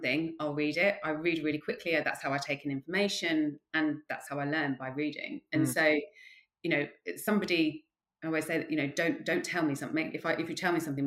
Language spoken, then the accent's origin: English; Croydon, London, United Kingdom; also born or lived in Ascot / Bracknell / Loughborough; I grew up in Croydon